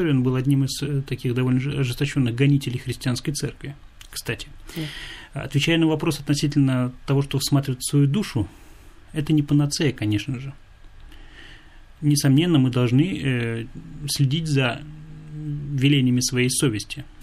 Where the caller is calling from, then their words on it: Tatarstan, Russia; я беспокою вас из Татарстана.